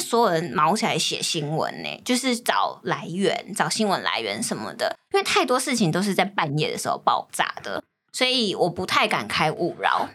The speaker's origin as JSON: {"language": "Chinese", "region": "Taoyuan", "country": "Taiwan", "moved": "yes", "said": "因为我是桃园人嘛"}